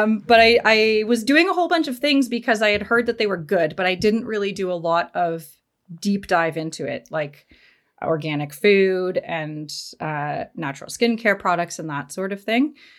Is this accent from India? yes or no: no; Canada; I'm from Canada.